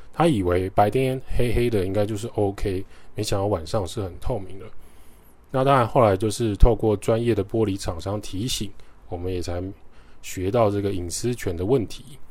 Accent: Taiwan; 这就是我们台湾长大很常见的传统市场的画面

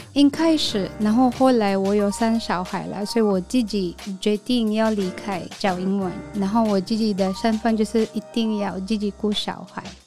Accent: Philippines; first language Filipino; Chinese is a second language; moved away as an adult; now in Taiwan; I'm from Philippines.

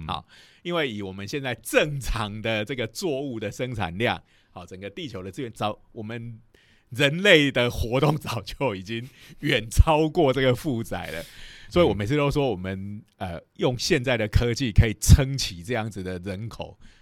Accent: Taiwan; 以我们台湾人的习性来讲

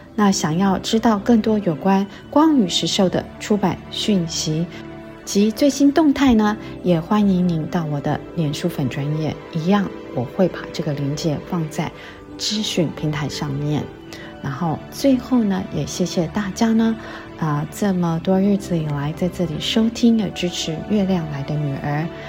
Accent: Taiwan; 我一直对台湾有一个很浓厚的感情，啊，大家都知道我是台湾人

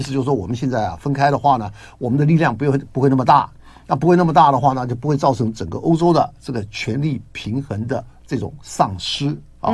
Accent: Taiwan; 我们台湾的话，就比较做台湾的中国人

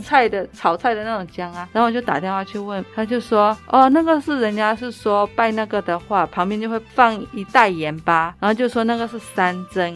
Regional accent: Myanmar; moved away as an adult; now in Taichung, Taiwan; 我是缅甸人

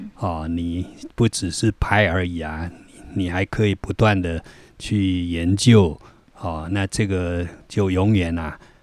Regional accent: Yilan, Yilan County, Taiwan; also born or lived in Florida, United States; 但是因为我在宜兰出生长大，所以我客语我都听不懂

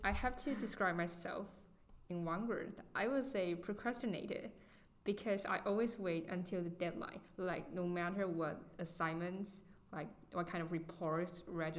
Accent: Tainan, Taiwan; I was born in 2004, April. And both Pamela and I were born and raised in Tainan City in Taiwan.

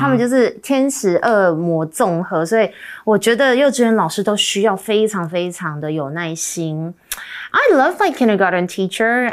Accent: Australia; I grew up in Australia.

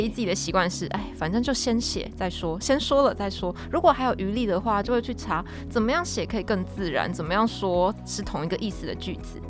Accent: Taiwan; 身为台湾人的我们，其实是有很大的优势的

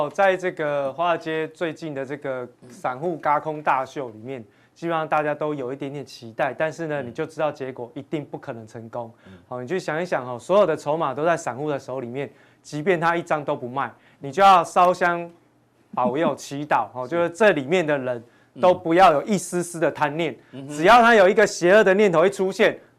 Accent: Taiwan; 这也跟我们台湾人操作的习性很像哦

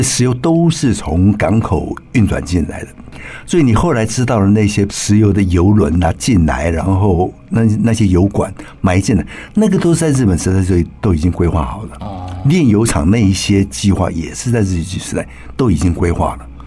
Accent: Taipei, Taiwan; also born or lived in Yilan; 我小时候五岁，嗯。五岁那时候我刚从宜兰搬回台北

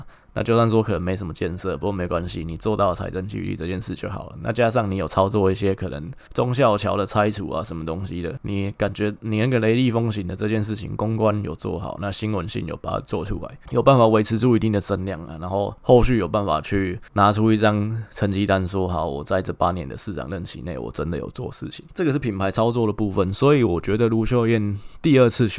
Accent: Taichung, Taiwan; 那我们台中在承受整个台湾的一些恶果，就是我们台中火力发电厂发电给大家用，但是空污是我们台中人自己在承受

